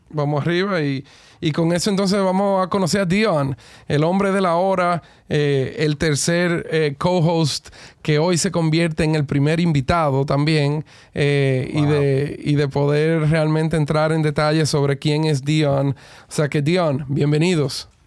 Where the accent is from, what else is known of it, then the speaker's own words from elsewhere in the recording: Cleveland, Ohio, United States; now in Dominican Republic; yo soy uno de los dos dominicanos eh, nacido en Cleveland en toda la historia